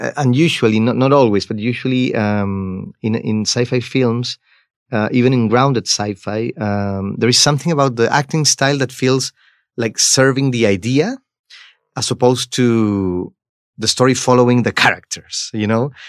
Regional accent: Chile; I come from Chile

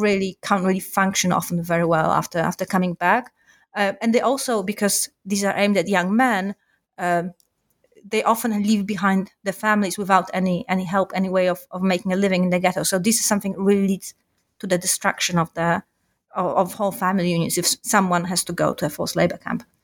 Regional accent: Warsaw, Masovian Voivodeship, Poland; I am from Warsaw originally. Uh, I grew up in Warsaw

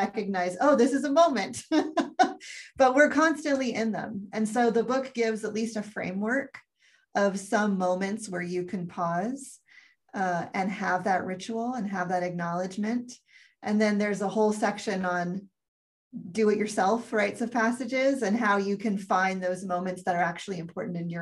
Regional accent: United States; I speak as an American

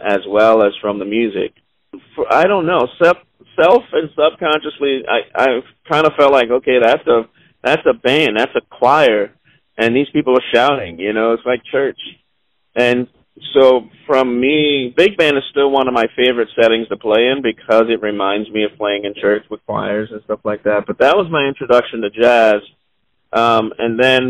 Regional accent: Charleston, South Carolina, United States; born or raised there

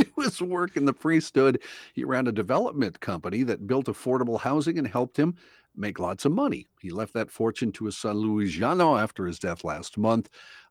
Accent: North Dakota, United States; moved away; Our neighbors over in North Dakota, my home state.

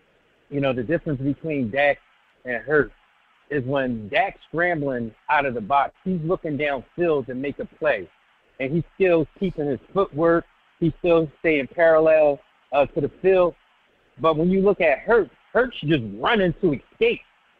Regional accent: Philadelphia, Pennsylvania, United States; I'm from Philly. I live in Philly. Born and raised in Philly

